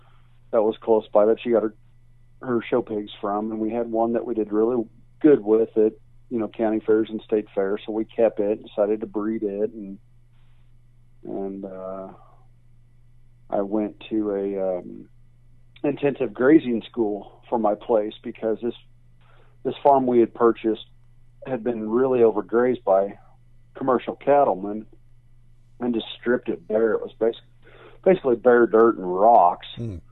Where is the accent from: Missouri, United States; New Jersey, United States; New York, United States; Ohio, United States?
Missouri, United States; Kansas City; moved away as an adult; I was raised in Kansas City, Missouri